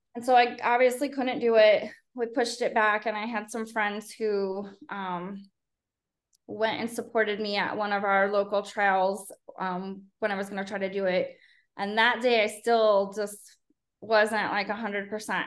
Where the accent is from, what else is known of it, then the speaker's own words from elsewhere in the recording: Chicago, Illinois, United States; moved away as an adult; also born or lived in Fort Worth, Texas; now in Los Fresnos, United States; I'm from the south suburbs of Chicago